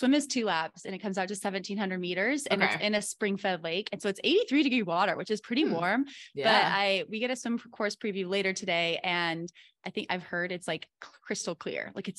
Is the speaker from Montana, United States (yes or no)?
yes; Montana, United States; I'm from Montana.